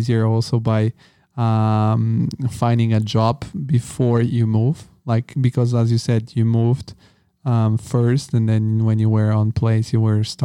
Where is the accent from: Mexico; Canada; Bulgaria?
Bulgaria; I'm from Bulgaria